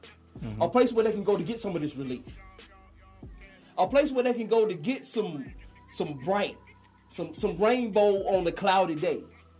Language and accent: English; Athens, Georgia, United States; I'm from Athens, born and raised.